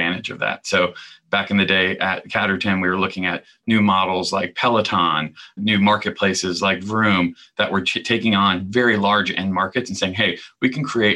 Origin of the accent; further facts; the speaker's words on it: the South, United States; I grew up gay in the South